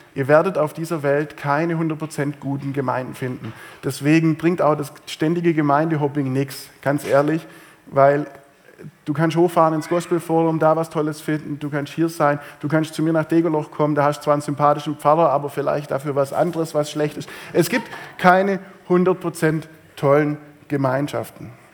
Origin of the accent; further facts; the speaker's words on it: Swabia, Germany; bei uns im Schwabenland